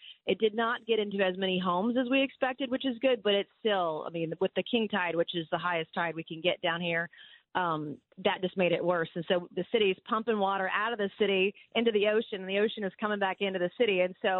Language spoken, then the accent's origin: English; Goose Creek, South Carolina, United States; That was my hometown. My hometown is Goose Creek.